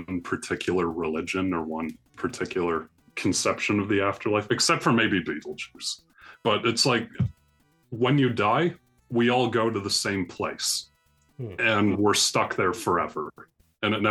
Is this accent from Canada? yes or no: yes; Canada; I'm Canadian, and I went to a number of cities across Canada